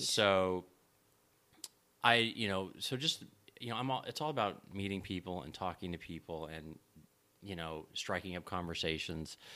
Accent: Los Angeles, California, United States; I'm born and raised in Los Angeles

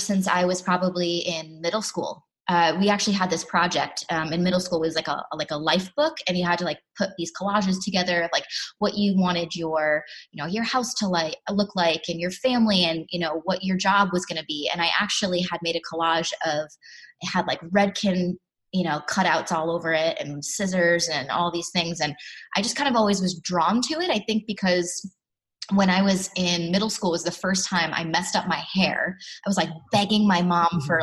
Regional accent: Bristol, Connecticut, United States; Bristol, Connecticut, born and raised

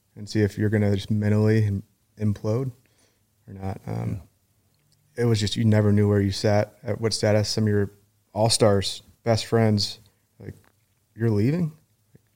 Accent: Virginia Beach, Virginia, United States; also born or lived in Norfolk, Virginia; I grew up, like I said, in Virginia Beach.

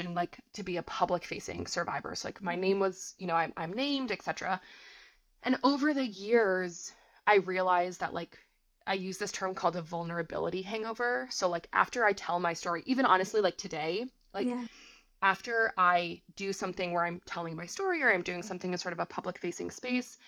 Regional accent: Vermont, United States; moved away; also born or lived in New York City; I grew up in a very small town in Vermont. Still to this day, my hometown does not have a traffic light

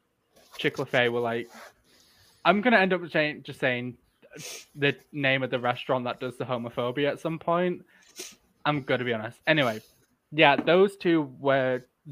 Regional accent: Yorkshire and the Humber, United Kingdom; I'm from Yorkshire.

